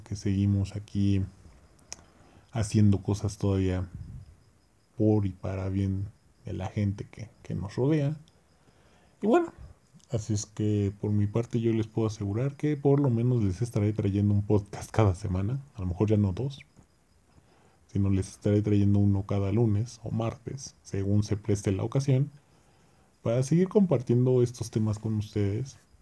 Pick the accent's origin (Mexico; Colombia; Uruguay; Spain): Mexico; nosotros también como pueblo mexicano